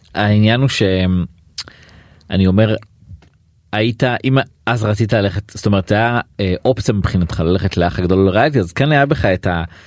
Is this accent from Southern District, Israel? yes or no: no; Atlit, Haifa District, Israel; also born or lived in Tel Aviv; now in Haifa, Israel; גרתי, גדלתי בעתלית